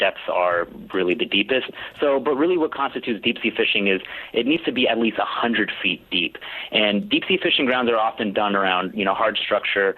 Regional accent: East Coast, United States; I grew up, you know, fishing anywhere from Miami all the way up to Virginia Beach

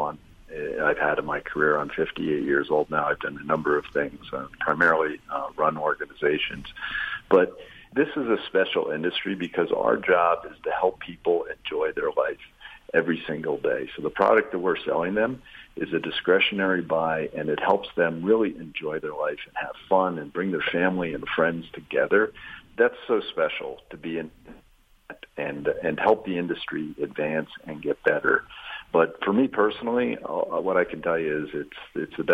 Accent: United States; moved away; My wife and I grew up in the New York, New Jersey area

